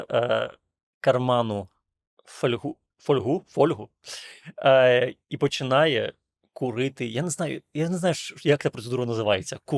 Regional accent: Ukraine; Я кажу, з України.

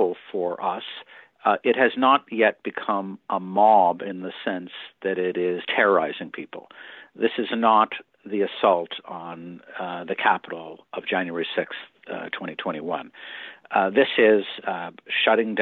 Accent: Canada

